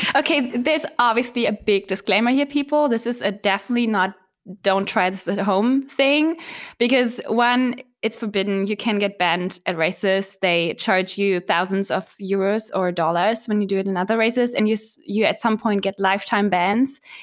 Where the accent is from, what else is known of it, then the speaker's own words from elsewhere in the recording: Berlin, Germany; I was born and raised in Berlin